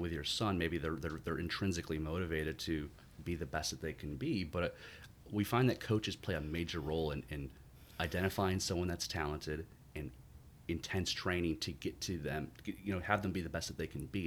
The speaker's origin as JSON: {"language": "English", "town": "Syracuse", "region": "New York", "country": "United States", "tie": "born or raised there", "also_born_or_lived": "Durham, North Carolina", "moved": "yes", "said": "growing up in, in upstate New York, I grew up born and raised in Syracuse"}